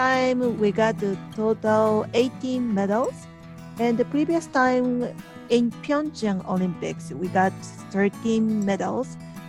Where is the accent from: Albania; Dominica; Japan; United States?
Japan; from Japan.